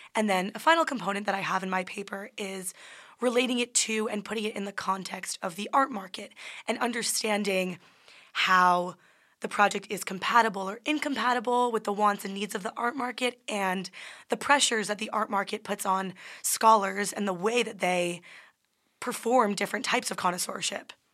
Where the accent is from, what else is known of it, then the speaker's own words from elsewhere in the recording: New Jersey, United States; I'm from New Jersey